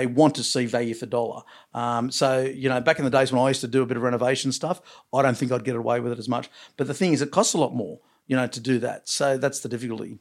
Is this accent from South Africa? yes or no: no; Long Jetty, New South Wales, Australia; I was born in Longjeady